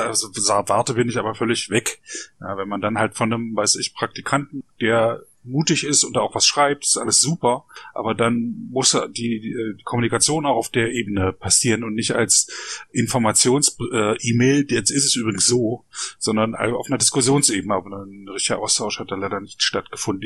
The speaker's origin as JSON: {"language": "German", "region": "East Germany", "country": "Germany", "tie": "born or raised there", "said": "Ich bin ja, ja selber in einer ähm, Diktatur aufgewachsen in der DDR"}